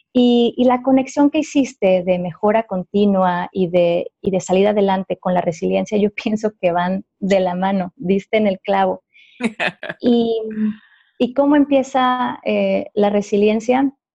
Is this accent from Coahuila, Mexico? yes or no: no; Ciudad Juárez, Chihuahua, Mexico; yo soy orgullosamente de Ciudad Juárez, Chihuahua